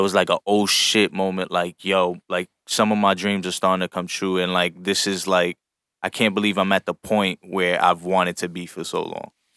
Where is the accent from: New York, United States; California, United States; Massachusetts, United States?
New York, United States; we come from New York